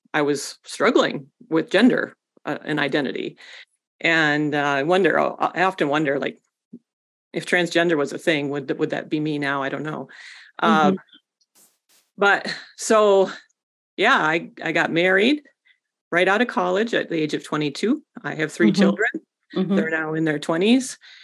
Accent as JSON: {"language": "English", "region": "West Michigan", "country": "United States", "tie": "born or raised there", "said": "I grew up in West Michigan"}